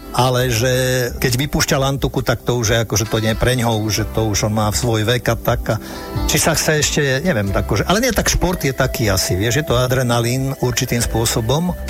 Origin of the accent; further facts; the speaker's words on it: Nitra Region, Slovakia; ja keď si spomeniem na svoje detstvo a e, svoje Vianoce a svoju zimu, tak to bývali a sme vyrastali pri Nitre Hej, takže mm, a tam bývali záveje po, minimálne po kolena.